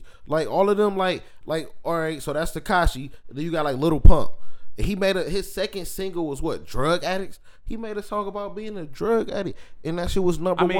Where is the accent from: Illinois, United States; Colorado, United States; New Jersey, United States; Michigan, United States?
Michigan, United States; Detroit; I'm from Detroit.